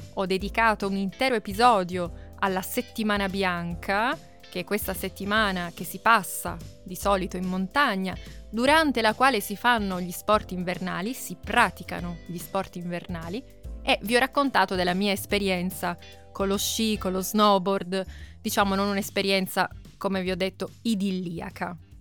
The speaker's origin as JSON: {"language": "Italian", "town": "Turin", "region": "Piedmont", "country": "Italy", "tie": "born or raised there", "said": "io sono nata, forse lo sapete già, sono nata a Torino, vicino quindi alle montagne, vicino alle Alpi"}